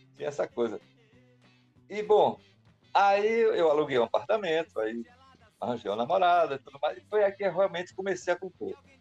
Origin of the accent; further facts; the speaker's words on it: Pernambuco, Brazil; eu tinha uma influência muito forte da música pernambucana, porque eu sou pernambucano